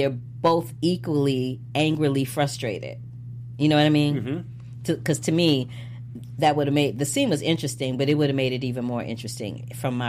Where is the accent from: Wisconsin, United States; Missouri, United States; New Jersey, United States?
Missouri, United States; St. Louis; from St. Louis, Missouri. We have a waterfront.